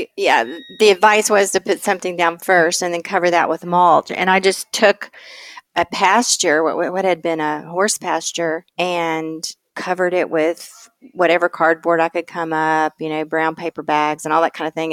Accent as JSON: {"language": "English", "region": "East Tennessee", "country": "United States", "tie": "born or raised there", "moved": "yes", "said": "growing up in East Tennessee, which is southern Appalachia"}